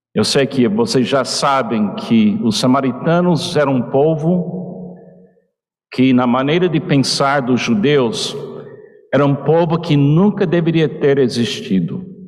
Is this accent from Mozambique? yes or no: no; United States; Portuguese is a second language; now in Portugal; eu como americano